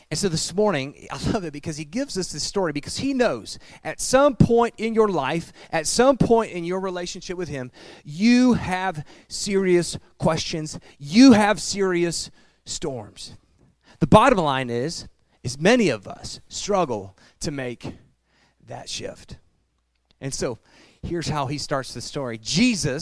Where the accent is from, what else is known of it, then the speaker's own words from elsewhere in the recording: Piqua, Ohio, United States; the thriving metropolis of Piqua, Ohio. By the way, that is my hometown